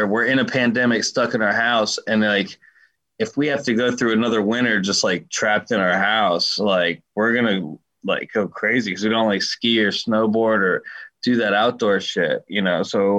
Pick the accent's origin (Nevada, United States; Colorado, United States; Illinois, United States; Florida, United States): Colorado, United States; but like I came from Colorado, so like I'm used to a completely different environment